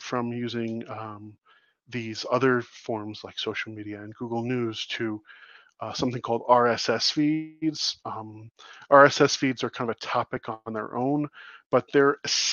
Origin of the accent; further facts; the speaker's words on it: United States; also born or lived in Canada; as an American who spends a great deal of time in Canada